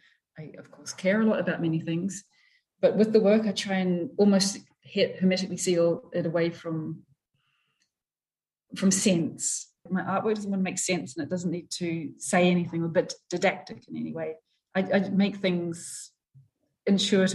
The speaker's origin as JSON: {"language": "English", "town": "New Plymouth", "region": "Taranaki", "country": "New Zealand", "tie": "born or raised there", "said": "I was born in New Plymouth"}